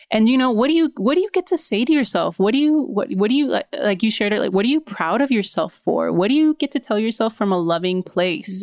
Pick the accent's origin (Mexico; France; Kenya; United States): Mexico; I'm from Mexico.